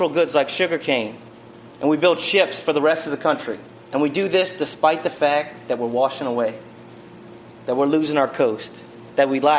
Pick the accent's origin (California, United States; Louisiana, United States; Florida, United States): Louisiana, United States; South; I was born and raised right here in South Louisiana.